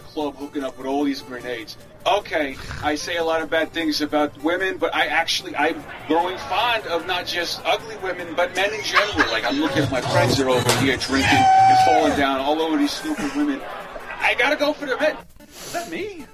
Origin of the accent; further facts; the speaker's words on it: Florida, United States; also born or lived in Great Neck, Long Island, New York; my parents for moving to Florida, uh, moving to Florida from New York because I wanted to grow up mm. in New York